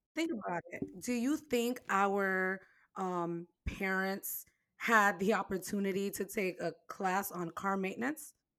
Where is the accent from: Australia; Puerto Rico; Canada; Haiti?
Haiti; moved away; I was born in Haiti